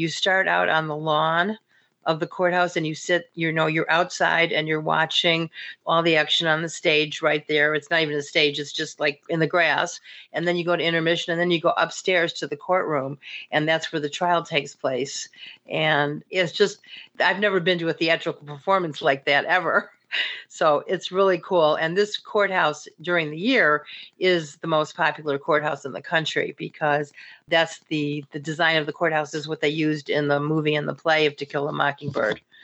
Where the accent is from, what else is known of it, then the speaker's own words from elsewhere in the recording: the North, United States; somebody like myself, also growing up in the North